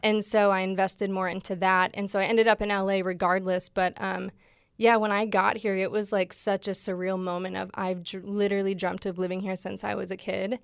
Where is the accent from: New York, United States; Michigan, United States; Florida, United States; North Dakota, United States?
Michigan, United States; moved away as an adult; now in Los Angeles, United States; I grew up in Michigan. I've only been in L A for little over three years